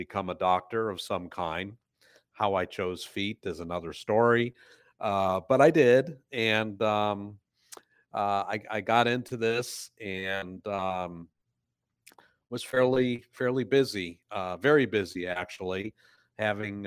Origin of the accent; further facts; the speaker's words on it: Detroit, Michigan, United States; moved away as an adult; also born or lived in Ohio; I come from Detroit, Michigan. I was born and raised there and then moved to Ohio in 1980